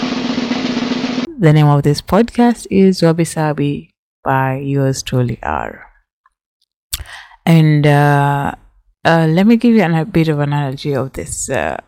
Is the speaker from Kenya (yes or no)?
yes; Kenya; I am from Kenya. I speak Swahili.